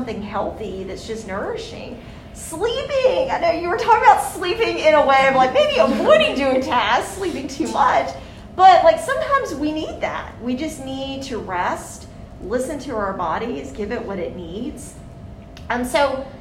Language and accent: English; Mississippi, United States; I'm someone from the South. I've grown up in Mississippi my whole life